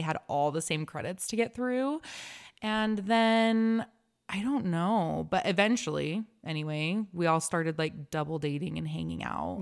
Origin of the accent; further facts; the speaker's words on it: Lehi, Utah, United States; I was raised in Lehigh